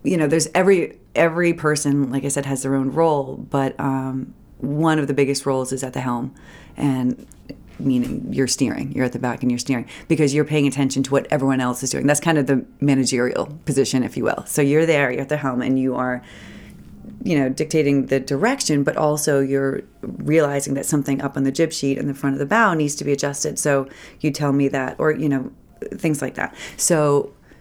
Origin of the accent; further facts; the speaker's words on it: Lewiston, Maine, United States; also born or lived in Portland, Maine; I went to Lewiston High School. Well, back up, I was born in Portland. My father's in Portland. My mother remarried and moved to Lewiston. So I was kind of back and forth, but Lewiston